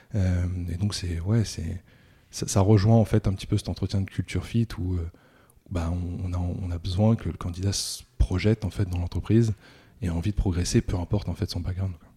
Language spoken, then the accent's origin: French; Rouen, Normandy, France; je suis né à Rouen